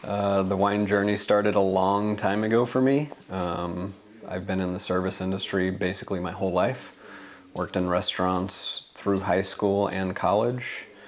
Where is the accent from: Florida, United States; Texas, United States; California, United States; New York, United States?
Texas, United States; moved away as an adult; also born or lived in Louisiana / Philippines / North Carolina / Caribbean; now in Portland, United States; before growing up in Texas, I was a military baby. My dad was Air Force, so spent a lot of time up until about fourth grade moving around from Philippines, North Carolina. I was actually born in Louisiana at Barksdale Air Force Base.